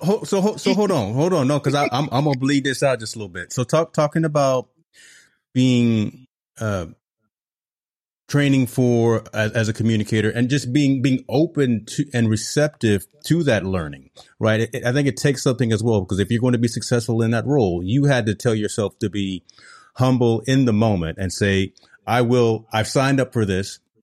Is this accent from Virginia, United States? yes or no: yes; Hampton, Virginia, United States; I'm just from Hampton, Virginia